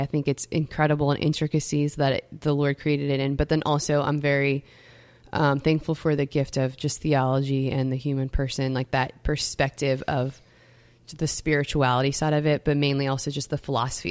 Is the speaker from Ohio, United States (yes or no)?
no; Metairie, Louisiana, United States; I come from Metairie, Louisiana